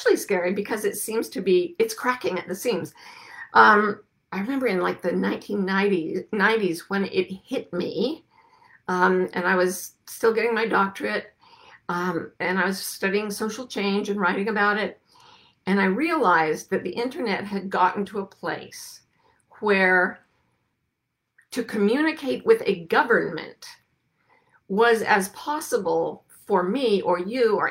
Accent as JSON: {"language": "English", "country": "United States", "said": "we United States Americans"}